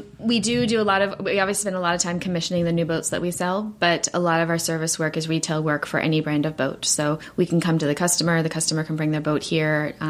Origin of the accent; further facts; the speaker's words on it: South Africa; now in United States; So we're originally from South Africa, my family, and I started sailing probably when I was about 8 years old.